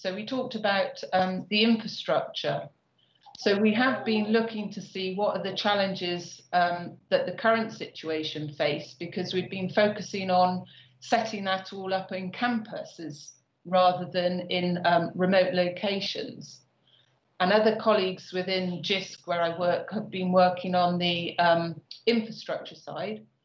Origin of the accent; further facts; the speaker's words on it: Bristol, South West England, United Kingdom; Bristol, uh, which is my hometown